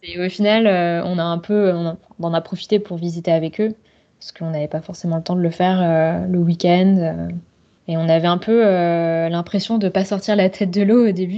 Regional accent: Bordeaux, Nouvelle-Aquitaine, France; moved away as an adult; also born or lived in Shanghai; now in London, United Kingdom; je suis originaire de Bordeaux, ville euh, assez connue, mais dans le sud-ouest de la France

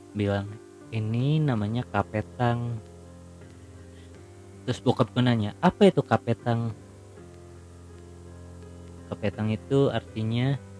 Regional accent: Jakarta, Indonesia; gue lahir di Jakarta gue gede di Jakarta dan gue baru pertama kali kesini

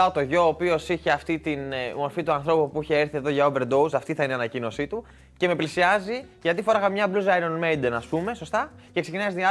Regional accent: Cyprus; Κομπάρε, εγώ είμαι από Σύπρο, έχω κάνει

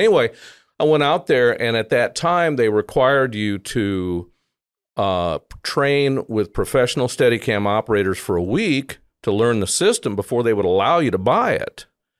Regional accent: South Dakota, United States; also born or lived in Nashville; No, I was born in Nashville, and my dad was a power dispatcher for TVA, and then when I was about 8, we moved up to South Dakota, where the east-west power grids came together, okay.

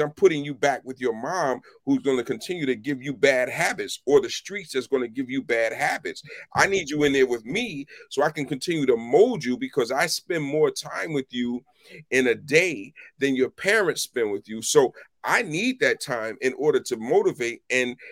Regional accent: Philadelphia, Pennsylvania, United States; now in Washington, D.C., United States; I grew up in West Philly

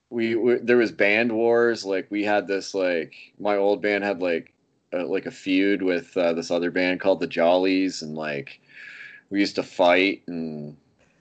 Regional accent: Forest Mills, Ontario, Canada; moved away; also born or lived in Kingston, Ontario / Napanee, Ontario; I'm actually not from Napanee either. I'm from a place called Forest Mills, Ontario, which you will not find on a map unless you're typing it in to Google Maps. It's not even a town. It's like, you know, there's like 15 houses and, you know, there's a dog or whatever kicking around.

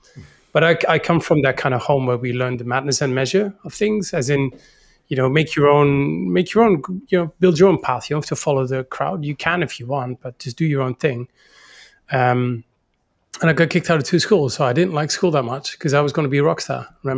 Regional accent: Netherlands; moved away as an adult; also born or lived in China / Beijing; now in Singapore; I'm full-time Dutch. I'm from the Netherlands, not from Holland. I'm from a different part of the Netherlands.

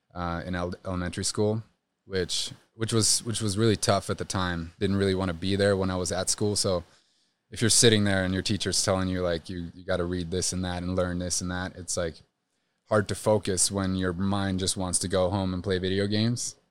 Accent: Trondheim, Trøndelag, Norway; I grew up in, uh, Well, in Norway, it's considered a city. It's called Trondheim

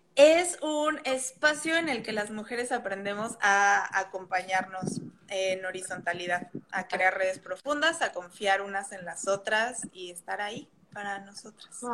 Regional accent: Mexico City, Mexico; moved away; como soy de la Ciudad de México

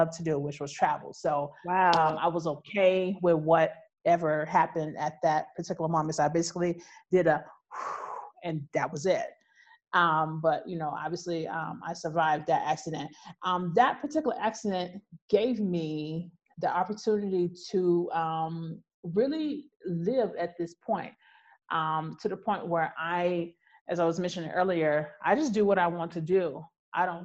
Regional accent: United States; I'm American

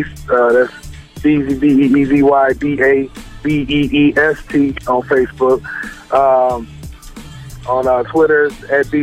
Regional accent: South Bend, Indiana, United States; born and raised in South Bend, Indiana

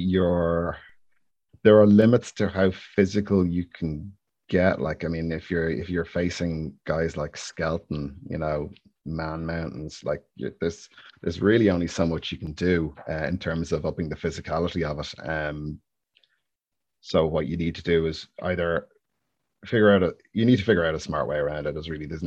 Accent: Ireland; It's my natural state of being, definitely. Worry and guilt, those two. Nailed on.

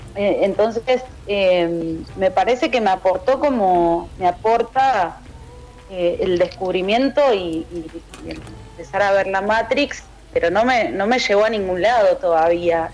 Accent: Ituzaingó, Buenos Aires Province, Argentina; also born or lived in Morón; Nací en Morón, me crié en Ituzaingó eh, provincia de Buenos Aires

